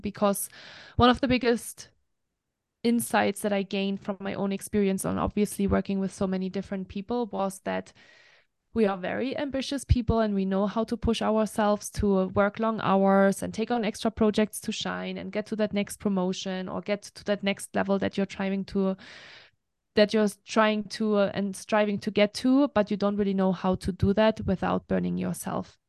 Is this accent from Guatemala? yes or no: no; Germany; English is a second language; moved away as an adult; also born or lived in France; now in United States; I am from Germany originally. That's where I grew up for the first twenty-one years of my life, so I'm full German